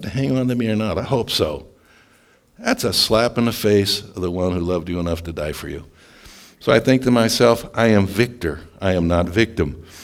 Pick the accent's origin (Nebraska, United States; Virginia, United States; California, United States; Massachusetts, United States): Nebraska, United States; Scottsbluff; moved away; also born or lived in Stillwater, Oklahoma; I grew up in Scotts Bluff, Nebraska, and Stillwater, Oklahoma